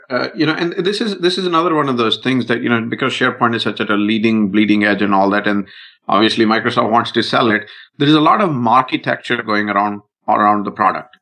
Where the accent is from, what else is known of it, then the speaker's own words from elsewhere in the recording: India; I'm Indian